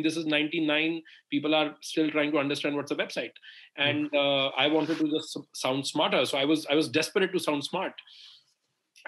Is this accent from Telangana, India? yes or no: no; Delhi, India; I'm born and raised in Delhi.